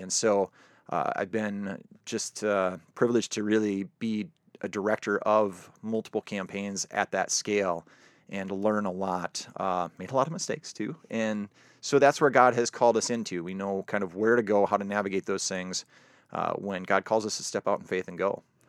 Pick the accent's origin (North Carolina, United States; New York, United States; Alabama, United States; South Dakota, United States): South Dakota, United States; moved away; born and raised in South Dakota